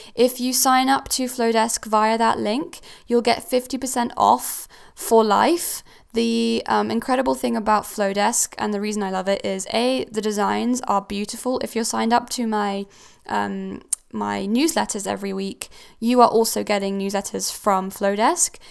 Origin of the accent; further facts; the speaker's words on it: Switzerland; also born or lived in Cornwall; now in United Kingdom; I am originally from Switzerland. I am not, well, I'm British, I have a British passport, but I, I grew up in Switzerland.